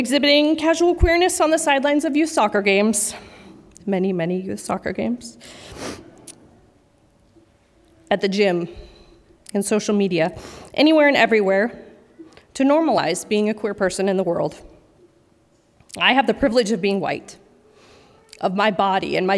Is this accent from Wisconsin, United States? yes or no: no; Washington, United States; Growing up in Washington several decades ago